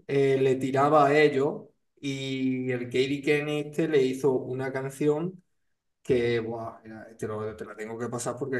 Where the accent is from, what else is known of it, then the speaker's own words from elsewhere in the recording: Chipiona, Andalusia, Spain; aquí en mi pueblo no hay mucho informático